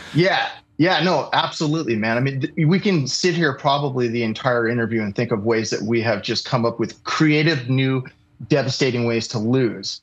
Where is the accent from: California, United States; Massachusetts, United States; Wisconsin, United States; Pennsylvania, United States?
California, United States; Los Angeles; moved away as an adult; also born or lived in New York / Santa Barbara / San Diego; I grew up in Los Angeles